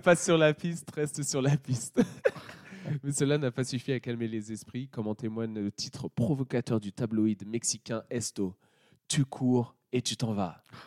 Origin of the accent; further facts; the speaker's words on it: France; je suis français